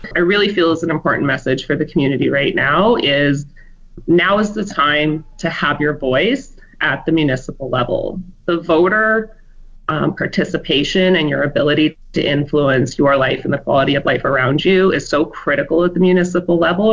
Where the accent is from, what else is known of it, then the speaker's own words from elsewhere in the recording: Medicine Hat, Alberta, Canada; now in Fort McMurray, Canada; I was born and raised in Alberta, but I spent the first 19 years of my life in Medicine Hat, and then I came to Fort McMurray when I was 20